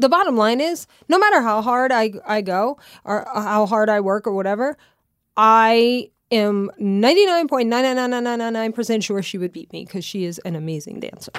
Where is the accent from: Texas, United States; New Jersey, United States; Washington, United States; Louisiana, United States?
Louisiana, United States; moved away; growing up in Louisiana